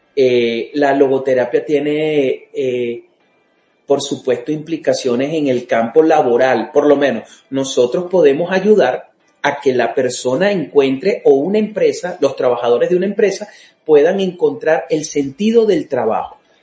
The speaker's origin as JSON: {"language": "Spanish", "country": "Venezuela", "said": "muchos los que somos venezolanos"}